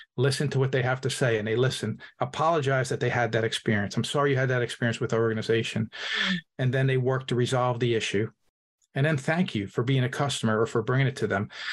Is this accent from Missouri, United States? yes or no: no; Hudson County, New Jersey, United States; I'm an Italian from Hudson County, New Jersey.